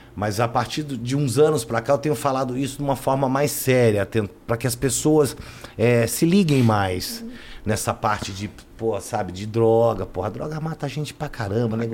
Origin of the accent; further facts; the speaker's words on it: São Paulo, Brazil; eu vim para São Paulo, eu vim com sete anos mais ou menos morar em São Paulo.